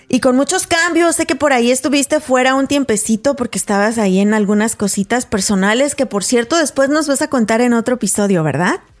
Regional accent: Paso del Alto, Guanajuato, Mexico; moved away; mi pueblo, de donde soy originaria, a Paso del Alto, Guanajuato

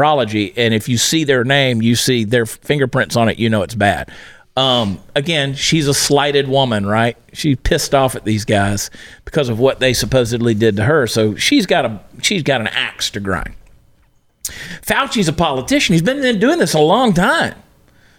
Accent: United States; I'm an American

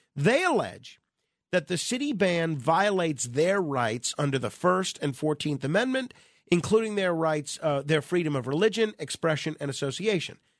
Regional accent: New York, United States; as a New Yorker

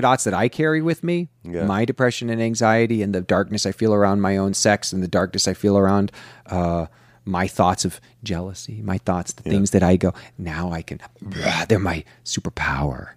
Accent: Kansas City, United States; the Kansas City Royals, which were my hometown team

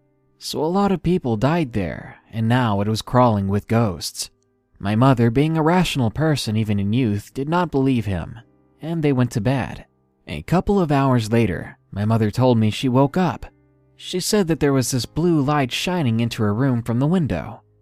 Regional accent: Prince Edward Island, Canada; I'm Canadian, but I'm from the smallest province in Canada, so we don't get mentioned a lot in your usual Canadian history courses

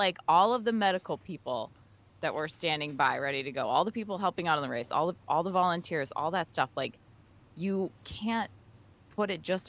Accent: Apple Valley, Minnesota, United States; I grew up in Apple Valley, but unfortunately, I had to go to Barnesville High School

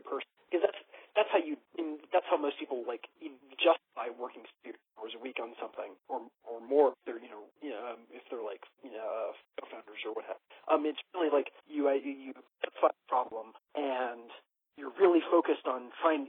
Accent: Pittsburgh, Pennsylvania, United States; moved away; My hometown back in Pittsburgh

